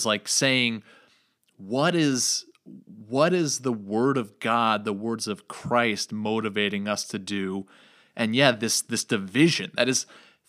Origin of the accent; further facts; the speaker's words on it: New York, United States; But even in New York, growing up in New York, when I went to church, it was resounding this knowledge that, yeah, this is more Republican conservative.